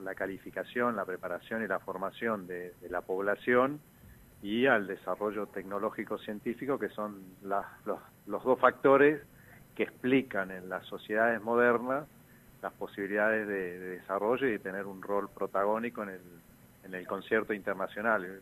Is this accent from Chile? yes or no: no; Posadas, Misiones, Argentina; yo soy de Posadas